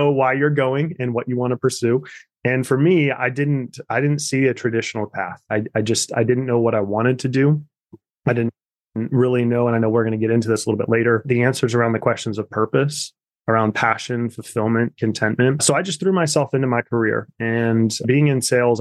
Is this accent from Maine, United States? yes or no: no; Kansas, United States; growing up in Kansas that was really, really shaped me and molded me in a lot of ways is that I grew up on farm country